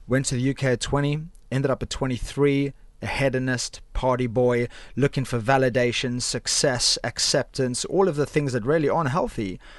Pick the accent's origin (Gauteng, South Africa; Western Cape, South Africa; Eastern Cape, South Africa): Western Cape, South Africa; Cape Town; moved away as an adult; now in United Kingdom; I'm originally from Cape Town, South Africa